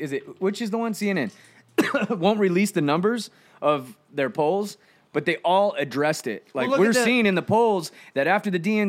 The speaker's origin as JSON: {"language": "English", "town": "Yucaipa", "region": "California", "country": "United States", "tie": "born or raised there", "said": "I grew up around Ukaipa."}